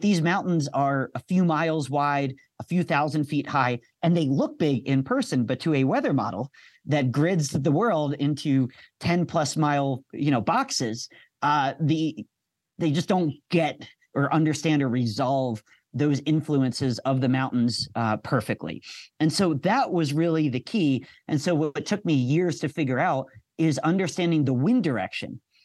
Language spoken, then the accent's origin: English; outside of Philadelphia, Pennsylvania, United States; moved away as an adult; also born or lived in Penn State; now in Colorado, United States; I grew up outside of Philadelphia, so I was right on the rain snow line